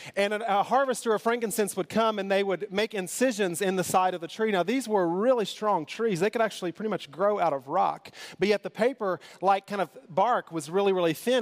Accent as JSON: {"language": "English", "region": "Kentucky", "country": "United States", "said": "I'm from Kentucky"}